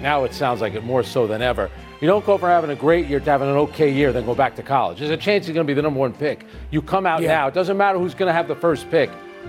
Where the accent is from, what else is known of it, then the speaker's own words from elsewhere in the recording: New York area, United States; growing up in the New York area, there was a period where both the Jets and the Giants were terrible.